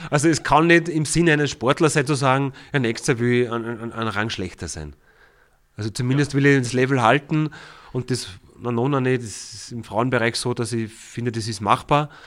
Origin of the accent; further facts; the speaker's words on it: Ried im Innkreis, Upper Austria, Austria; Da waren die Rieder zum Beispiel, das ist ja die Heimat, wo ich herkomme, über einen sehr langen Zeitraum eigentlich in der Meistergruppe.